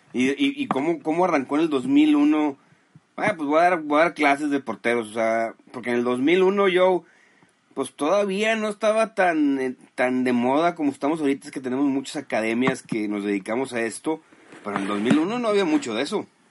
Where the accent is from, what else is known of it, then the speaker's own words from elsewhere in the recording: Mexico; aquí en México